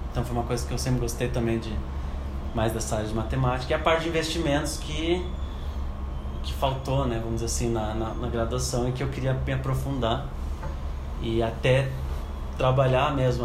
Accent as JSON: {"language": "Portuguese", "town": "Curitiba", "region": "Paraná", "country": "Brazil", "tie": "born or raised there", "also_born_or_lived": "Frankfurt, Germany", "moved": "as an adult", "lives_now": "Germany", "said": "eu nasci e cresci em Curitiba desde, é, até os 26 anos"}